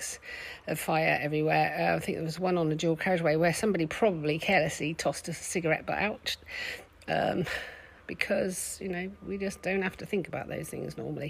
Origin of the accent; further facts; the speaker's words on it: United Kingdom; We're British